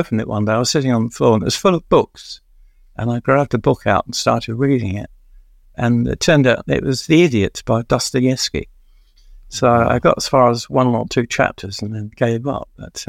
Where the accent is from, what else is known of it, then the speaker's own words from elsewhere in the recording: London, United Kingdom; also born or lived in Catford; I grew up in Stratford in East London in a flat